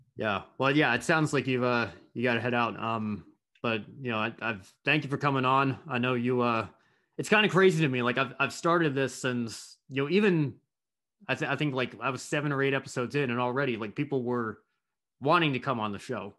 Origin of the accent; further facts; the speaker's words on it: United States; as an American